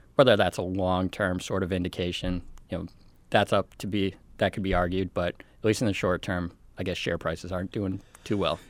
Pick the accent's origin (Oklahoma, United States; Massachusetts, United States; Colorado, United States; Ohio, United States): Colorado, United States; my home state.